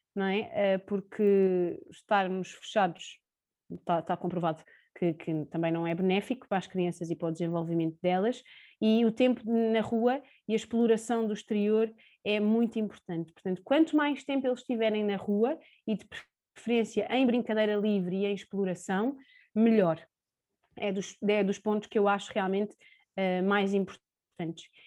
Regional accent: Sintra, Lisbon, Portugal; tenho 29 anos, sou de Sintra

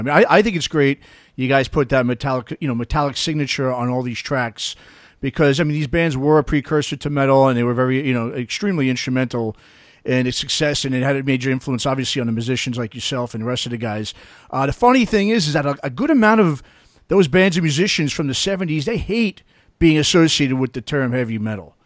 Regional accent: New York, United States; growing up in New York

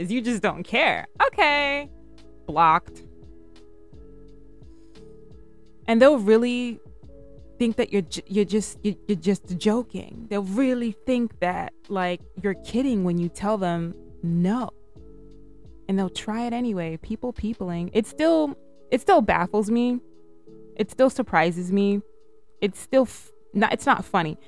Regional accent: United Kingdom; accent: British; my British accent is coming out

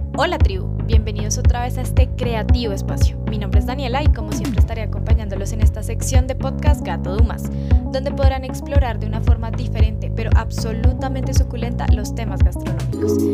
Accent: Colombia; es nuestra favorita como colombianos

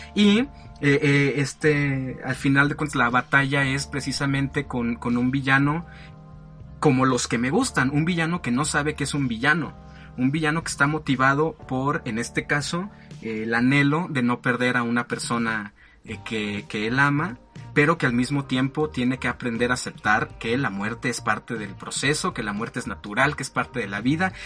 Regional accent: Mexico; yo soy mexicano, orgullosamente

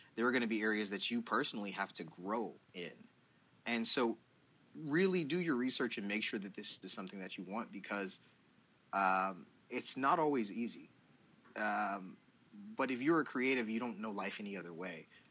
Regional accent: Douglasville, Georgia, United States; also born or lived in Columbus, Ohio; born in Columbus, Ohio, but Atlanta, Georgia has always been home. More specifically, Douglasville

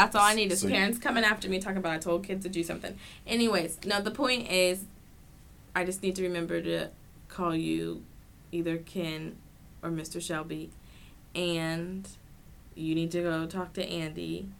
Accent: England, United Kingdom; Okay, whatever, I'm English, so.

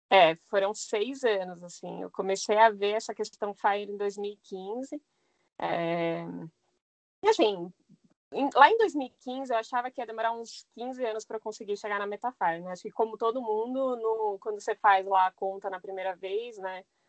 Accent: São Paulo, Brazil; moved away; minha infância foi na Zona Norte de São Paulo

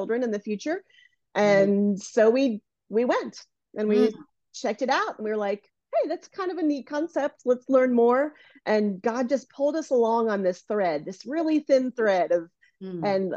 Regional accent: Washington, District of Columbia, United States; now in San Francisco, United States; I call San Francisco my home, but I'm originally from the Washington, D.C. area

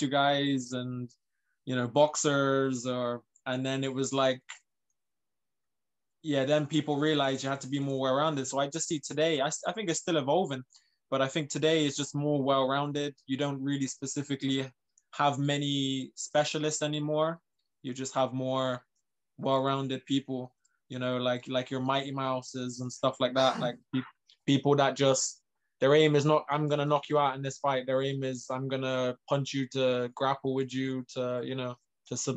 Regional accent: Bristol, South West England, United Kingdom; moved away as an adult; also born or lived in Northern Ireland / Galway, Ireland / Gloucester, England; I grew up in Bristol, England, in a rough neighborhood.

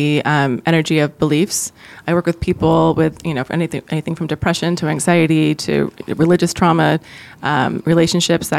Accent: Chicago, Illinois, United States; also born or lived in Ohio; childhood when we moved from Ohio to Chicago

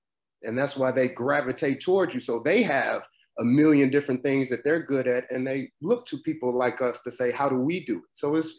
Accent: Chicago, Illinois, United States; Chicago, Chi-town.

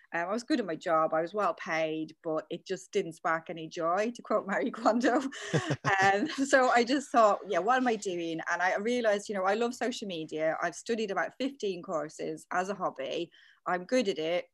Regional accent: Dublin, Leinster, Ireland; moved away as an adult; also born or lived in London; now in United Kingdom; back in Ireland, I'm from Dublin, I studied English and French at uni.

